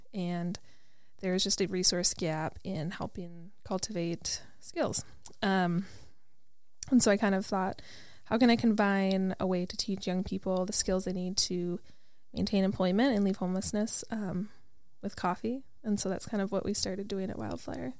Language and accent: English; Wisconsin, United States; now in Minneapolis, United States; I'm from Wisconsin